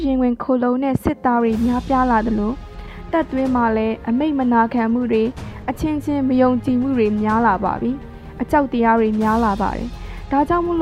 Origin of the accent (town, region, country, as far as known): Myanmar